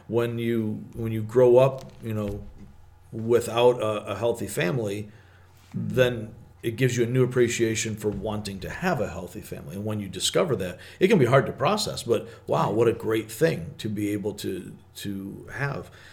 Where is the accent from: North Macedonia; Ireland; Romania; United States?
United States; Michigan; growing up in Michigan